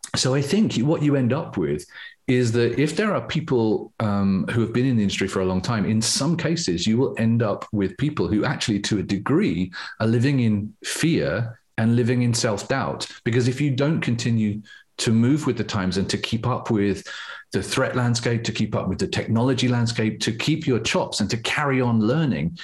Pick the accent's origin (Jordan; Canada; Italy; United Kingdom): United Kingdom; England; a part of being English